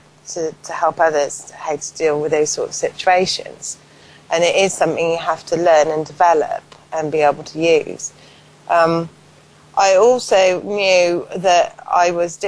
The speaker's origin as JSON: {"language": "English", "town": "Paulton", "region": "South West England", "country": "United Kingdom", "tie": "born or raised there", "said": "grew up in a little village called Poulton, which is about 10 miles from Bath"}